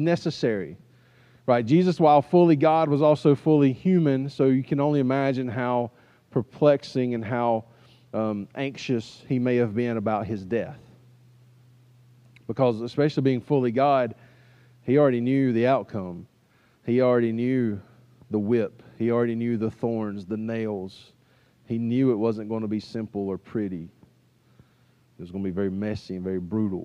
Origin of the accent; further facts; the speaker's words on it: United States; as an American